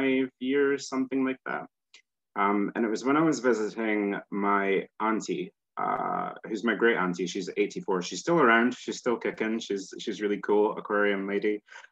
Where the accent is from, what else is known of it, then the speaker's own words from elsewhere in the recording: Scotland, United Kingdom; accent: Scottish; Scotland here, I think a lot of people get confused about where I am because I kind of neutralize my accent. There's no point in me speaking Scottish or nobody would know it.